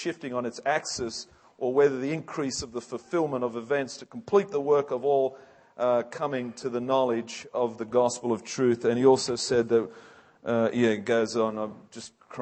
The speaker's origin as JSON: {"language": "English", "region": "England", "country": "United Kingdom", "moved": "yes", "said": "I'm an Englishman"}